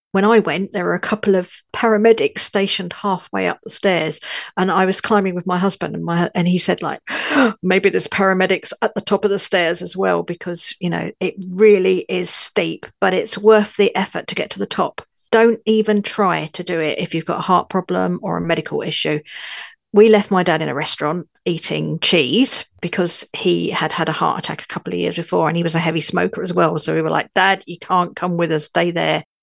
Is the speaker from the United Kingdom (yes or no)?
yes; London, United Kingdom; also born or lived in northern France; now in France; I'm a Londoner now living in northern France.